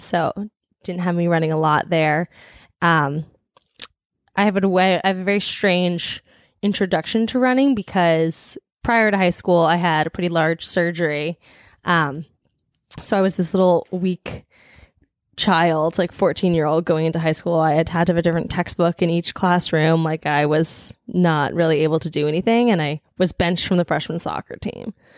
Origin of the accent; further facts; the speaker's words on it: New Jersey, United States; now in Boston, United States; I'm from New Jersey.